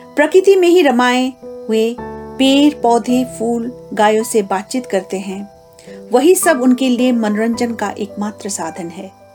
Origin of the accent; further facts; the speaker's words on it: Kalimpong, West Bengal, India; पश्चिम बंगाल राज्य के कालिम्पोंग क्षेत्र की निवासी हूँ